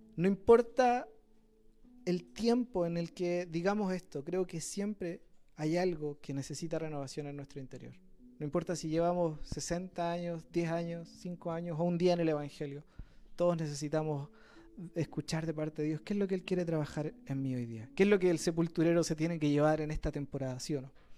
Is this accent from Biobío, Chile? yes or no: no; Quilpué, Valparaíso, Chile; yo soy de Quilpué también